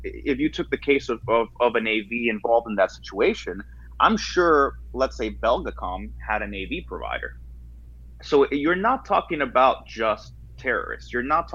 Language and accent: English; United States; I'm an American